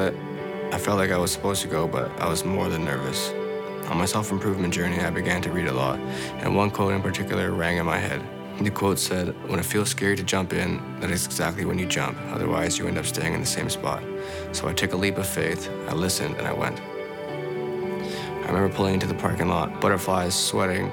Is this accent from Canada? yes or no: yes; Winnipeg, Manitoba, Canada; born or raised there; also born or lived in San Antonio, Texas, United States; now in Chilliwack, Canada